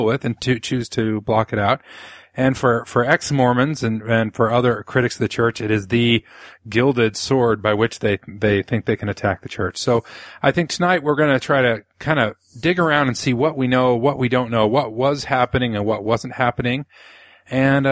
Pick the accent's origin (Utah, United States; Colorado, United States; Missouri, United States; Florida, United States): Utah, United States; Growing up in Utah